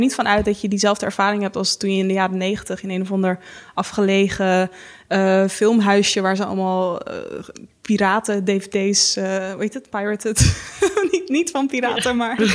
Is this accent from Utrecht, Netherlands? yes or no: no; Haarlem, North Holland, Netherlands; ik kom zelf uit Haarlem